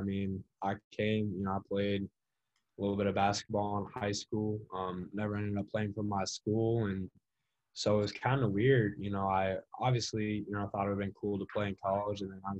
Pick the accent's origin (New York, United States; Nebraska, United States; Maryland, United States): Nebraska, United States; I came from Nebraska and I didn't really know a whole lot about it.